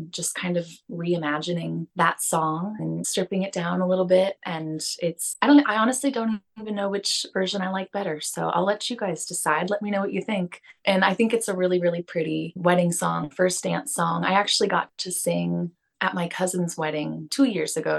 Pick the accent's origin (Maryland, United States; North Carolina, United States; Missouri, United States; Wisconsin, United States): Missouri, United States; St. Louis; now in Nashville, United States; somewhere in St. Louis, in my hometown